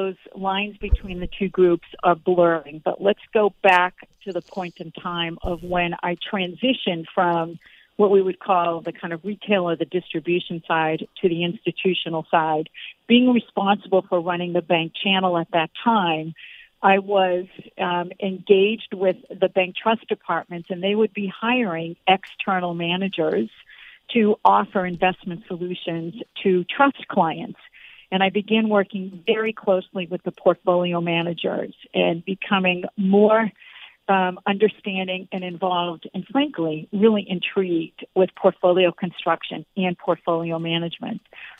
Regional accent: Boston, Massachusetts, United States; And I was from Boston, so I wanted to take a shot at working in New York City.

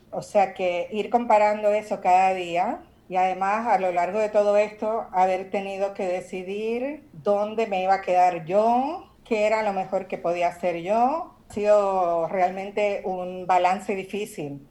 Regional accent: Puerto Rico; moved away; also born or lived in New York / Barcelona; soy puertorriqueña. Claro. Y mi familia está ahí en Santurce.

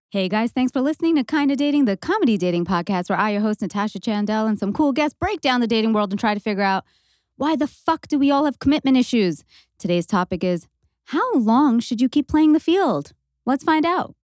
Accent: Canada; being Canadian

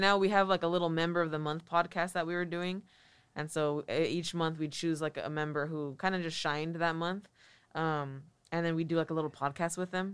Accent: Watsonville, California, United States; also born or lived in San Francisco; I grew up in Watsonville

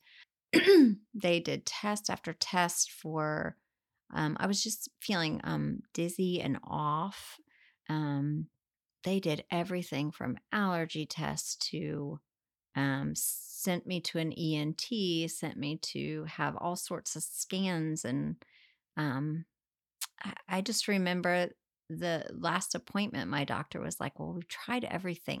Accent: Northern Virginia, United States; moved away as an adult; also born or lived in Rolla, Missouri / Chicago / Connecticut; now in Wilmington, United States; then we moved to Northern Virginia. Um, and I pretty much grew up there all the way through

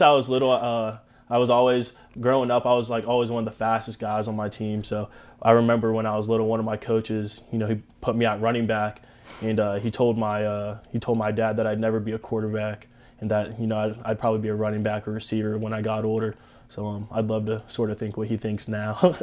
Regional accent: Tampa, Florida, United States; I'm from Tampa.

